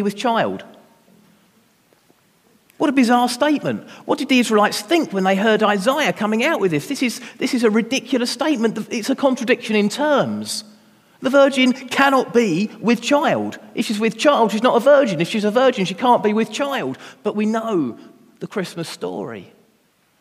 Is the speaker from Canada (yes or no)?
no; London, United Kingdom; I was born in Lewisham Hospital in South London